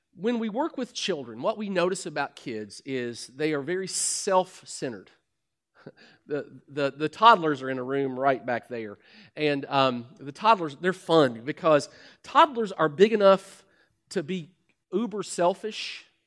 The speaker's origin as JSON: {"language": "English", "region": "Kentucky", "country": "United States", "said": "I'm from Kentucky. We're outhousing corn cob people."}